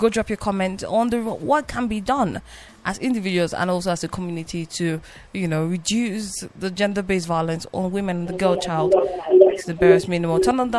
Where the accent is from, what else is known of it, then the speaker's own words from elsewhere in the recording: Plateau, Nigeria; I was born and brought up in Plateau. And when I say Plateau state, I'm not saying Plateau people. I'm saying Plateau generally.